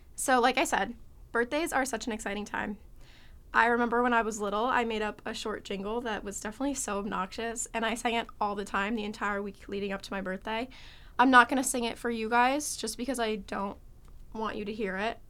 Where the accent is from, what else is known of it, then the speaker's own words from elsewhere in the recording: Connecticut, United States; I'm from Connecticut